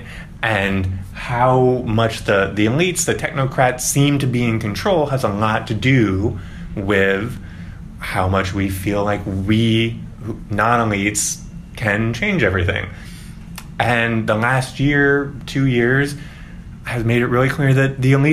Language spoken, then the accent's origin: English; St. Louis, Missouri, United States; moved away; I'm from St. Louis